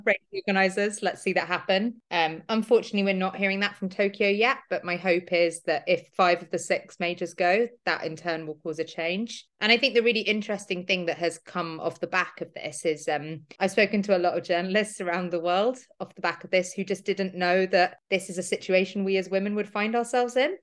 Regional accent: London, United Kingdom; I'm thirty-four, I'm a runner from London

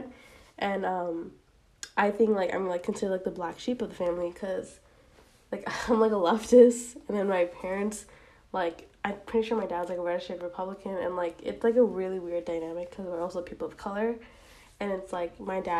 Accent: United States; I'm Asian American, specifically South Asian

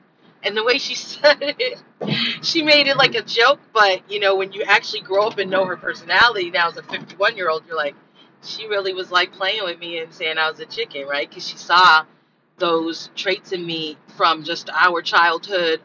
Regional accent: Los Angeles, California, United States; I'm from South Central, struggle life

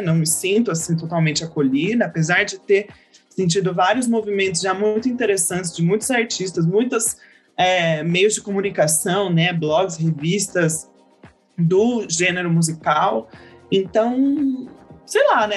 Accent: Serra Negra, São Paulo, Brazil; also born or lived in Valinhos; Eu cresci a minha vida inteira no interior, dos 9 aos 17 morei no sítio

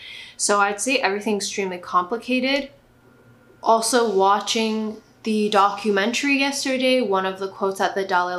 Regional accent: Tibet, China; I'm from Tibet, but kind of not, because China snatched our country, but that time I was not born, obviously, lol.

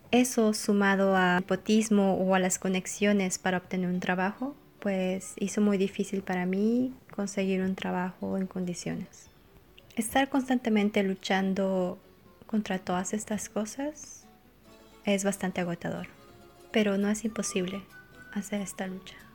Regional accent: Bolivia; soy boliviana.

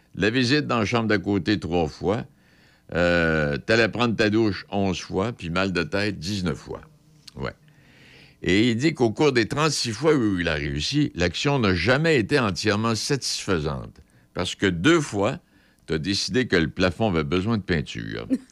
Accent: Quebec, Canada; chez nous au Québec

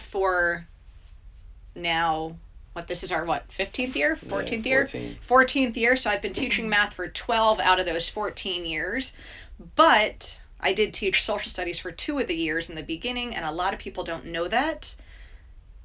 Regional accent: South Brunswick, New Jersey, United States; I was raised in South Brunswick

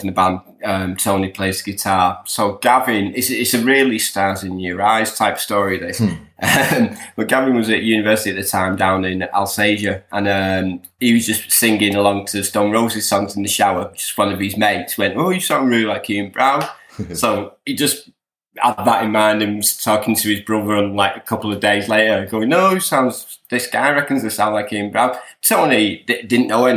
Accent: St Helens, North West England, United Kingdom; I was brought up in St. Helens. So I've been in bands around St. Helens and Wigan and Widnes

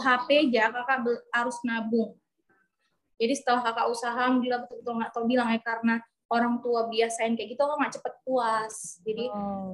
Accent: Medan, North Sumatra, Indonesia; moved away; SMA dulu kami di Medan

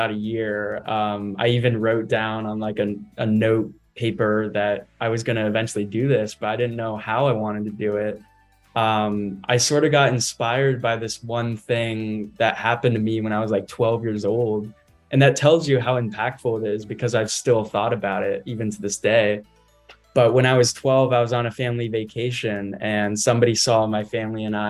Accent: McLean, Virginia, United States; I come from Northern Virginia, just McLean, Virginia

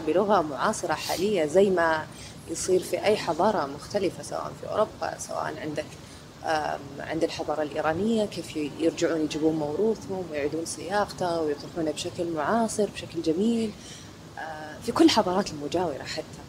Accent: Saudi Arabia; عندنا في السعودية

